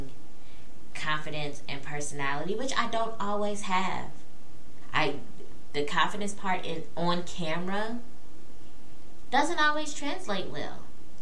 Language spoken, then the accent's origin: English; Peoria, Illinois, United States; moved away as an adult; now in Louisville, United States; I am originally from Peoria, Illinois, born and raised